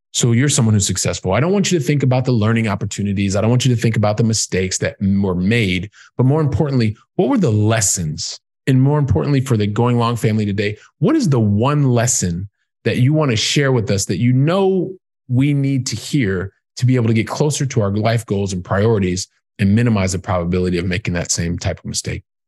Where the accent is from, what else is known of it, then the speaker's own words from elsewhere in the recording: Columbus, Ohio, United States; moved away as an adult; now in Europe; I'm from Columbus, Ohio.